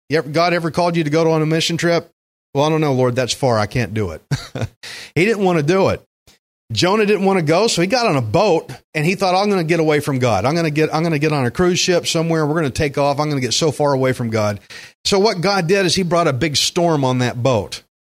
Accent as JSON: {"language": "English", "town": "Alvin", "region": "Texas", "country": "United States", "tie": "born or raised there", "said": "I grew up in Alvin"}